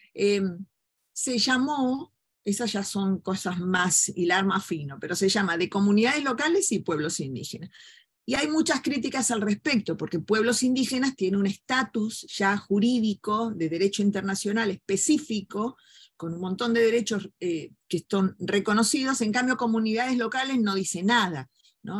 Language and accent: Spanish; Argentina; la hipocresía que tenemos como argentinos